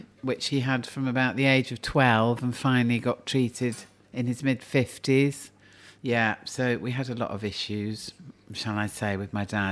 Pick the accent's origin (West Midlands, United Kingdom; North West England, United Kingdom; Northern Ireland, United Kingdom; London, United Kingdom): London, United Kingdom; I was born in Clapham